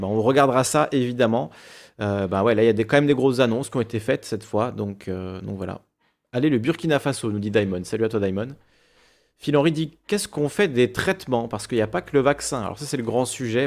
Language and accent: French; Corsica, France; je suis corse